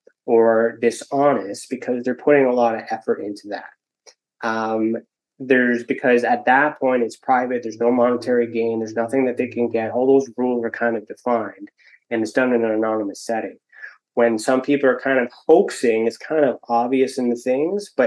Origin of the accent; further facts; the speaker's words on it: Ontario, Canada; I'm from Ontario